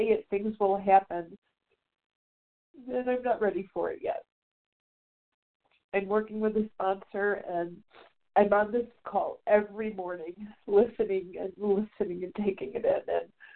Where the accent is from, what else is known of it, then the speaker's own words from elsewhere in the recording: Chicago, Illinois, United States; now in Vonore, Tennessee, United States; back in Chicago, my hometown